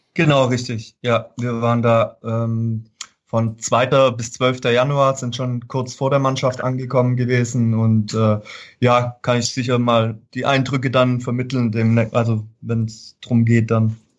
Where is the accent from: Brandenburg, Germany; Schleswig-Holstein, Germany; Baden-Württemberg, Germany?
Baden-Württemberg, Germany; Fellbach; ich komme aus Fellbach Schmieden und das war einfach so die Heimatzeitung